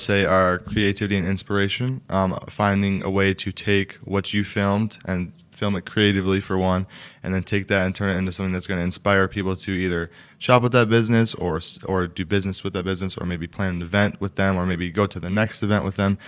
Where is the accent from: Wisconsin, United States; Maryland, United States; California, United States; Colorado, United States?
Wisconsin, United States; Wausau; also born or lived in New York; I was born and raised in Wausau